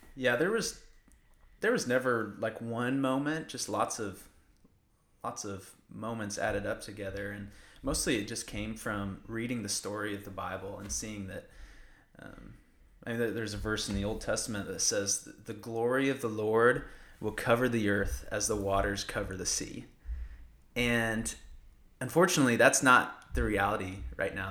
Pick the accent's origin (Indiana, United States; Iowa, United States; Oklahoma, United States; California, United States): Iowa, United States; now in College Station, United States; I'm, I'm from Iowa, uh, grew up in Iowa